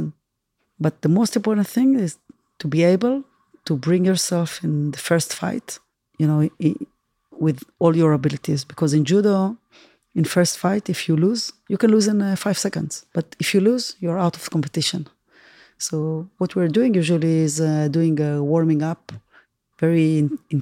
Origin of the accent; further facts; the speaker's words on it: Tel Aviv, Tel Aviv District, Israel; from Tel Aviv